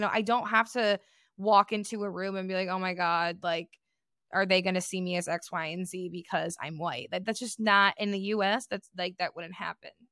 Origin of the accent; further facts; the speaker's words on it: Detroit, Michigan, United States; growing up in the Metro Detroit area